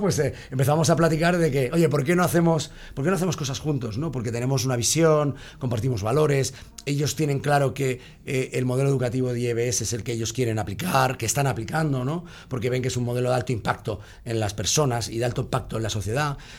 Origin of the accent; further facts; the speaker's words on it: Basque Country, Spain; yo, soy, vasco